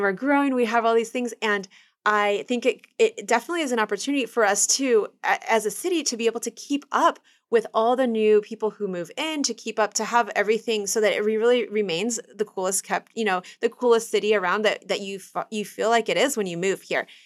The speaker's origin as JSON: {"language": "English", "town": "Kansas City", "region": "Kansas", "country": "United States", "tie": "born or raised there", "also_born_or_lived": "Dominican Republic", "said": "I grew up in Kansas City, Kansas, and there are woods right behind my house"}